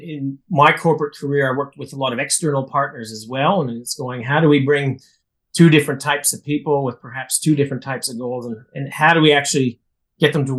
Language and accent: English; Saskatoon, Saskatchewan, Canada; moved away as an adult; now in Melbourne, Australia; growing up in Saskatoon